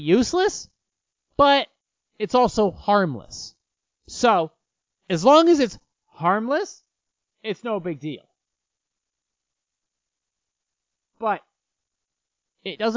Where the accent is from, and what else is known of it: United States